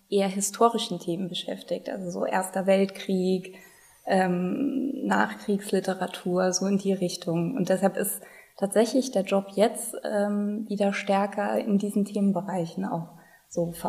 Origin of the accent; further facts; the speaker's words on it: Rhineland-Palatinate, Germany; Also ich bin aus Rheinland-Pfalz, also in dem Sinne auch immer dann geblieben aus dem Mittelrheintal und äh, ja, in Mainz hängen geblieben.